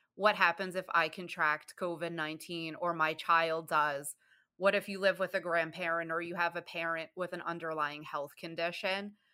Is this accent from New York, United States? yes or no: yes; New York City, New York, United States; moved away as an adult; now in Michigan, United States; I'm from the Bronx, New York, and I lived in New York State until 2012. Then I moved to Michigan